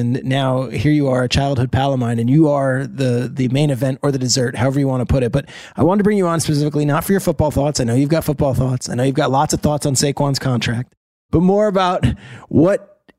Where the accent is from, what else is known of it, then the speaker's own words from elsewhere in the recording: New Jersey, United States; He grew up in a town in Long Island. I grew up in New Jersey.